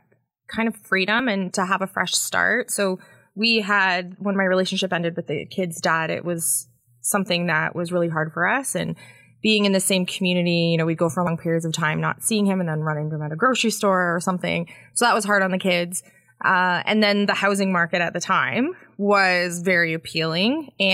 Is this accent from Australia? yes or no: no; Barrie, Ontario, Canada; born there; also born or lived in Winnipeg / British Columbia; Yeah, I was born in Barrie, and then we did a lot of moves across the country. So we spent some time in Winnipeg, and then out in BC, and then back to Winnipeg, and then back to Ontario.